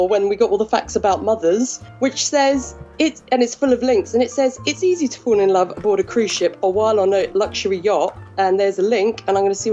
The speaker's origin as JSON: {"language": "English", "region": "England", "country": "United Kingdom", "said": "I'm English"}